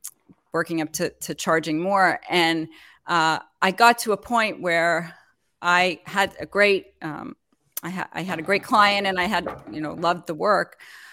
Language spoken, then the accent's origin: English; Montreal, Quebec, Canada; moved away as an adult; also born or lived in New York; I mean, I actually am originally from Canada, from Montreal. So my accent is like all over the place. And I moved to New York to go to graduate school. And I lived there for forever and raised my children there.